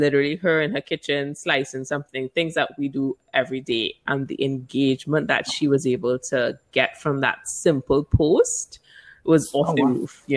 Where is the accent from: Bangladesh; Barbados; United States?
Barbados; also born or lived in Trinidad and Tobago / London; I was born in Trinidad, which is Trinidad and Tobago in the Caribbean. And I moved to Barbados because my mom's from there. I grew up there